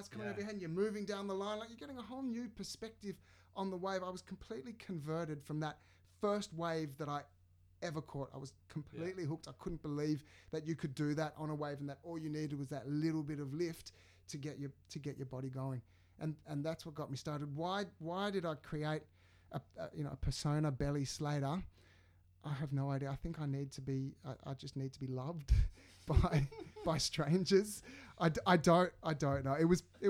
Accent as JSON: {"language": "English", "town": "Sydney", "region": "New South Wales", "country": "Australia", "said": "I'm from the suburbs of the North Shore."}